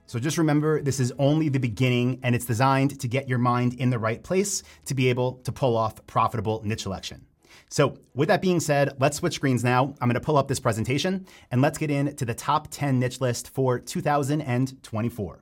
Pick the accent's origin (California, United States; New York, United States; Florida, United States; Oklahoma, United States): New York, United States; Long Island, Nassau County; I grew up on Long Island in Nassau County